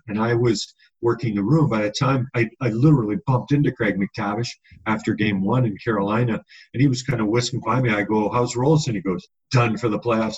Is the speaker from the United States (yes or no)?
no; Edmonton, Alberta, Canada; growing up in Edmonton